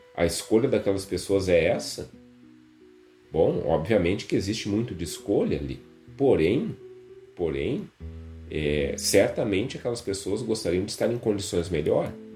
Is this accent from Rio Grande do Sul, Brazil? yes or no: yes; Rio Grande do Sul, Brazil; a gente tem muito forte essa coisa de vir de algum lugar, aqui como gaúcho, como, né, alguém do Rio Grande do Sul